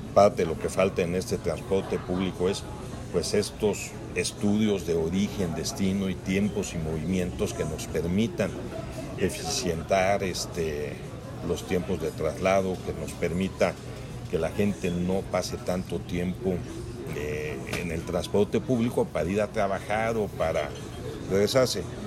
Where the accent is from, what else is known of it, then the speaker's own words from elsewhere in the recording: Querétaro, Mexico; somos muchos queretanos